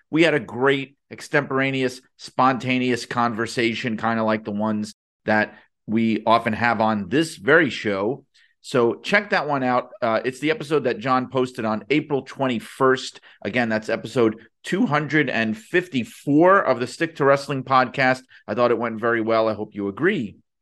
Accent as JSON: {"language": "English", "town": "New York City", "region": "New York", "country": "United States", "tie": "born or raised there", "said": "I grew up in Brooklyn where everybody was Italian, Irish, or Jewish"}